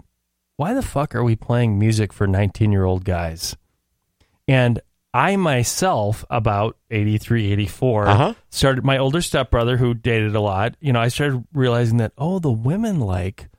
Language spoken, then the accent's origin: English; Phoenix, Arizona, United States; when I was growing up in Phoenix